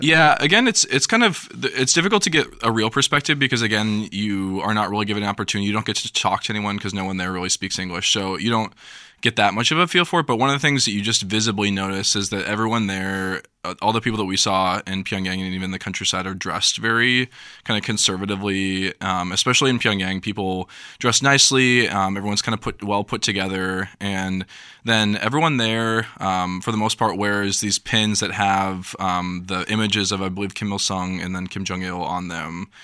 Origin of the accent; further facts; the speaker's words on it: Davenport, Iowa, United States; I'm also from Davenport, Iowa.